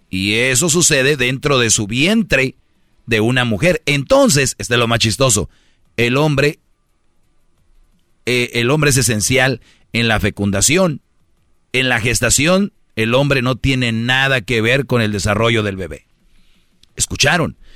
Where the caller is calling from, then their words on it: San Nicolás de los Garza, Nuevo León, Mexico; Yo vengo a decirles, oigan, vengo desde San Nicolás de los Garza a una radio nacional a decirles, estamos mal.